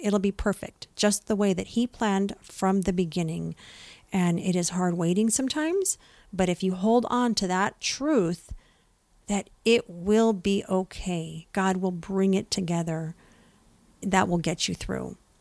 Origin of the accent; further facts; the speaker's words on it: San Jose, California, United States; now in San Diego area, United States; I'm from East Side, San Jose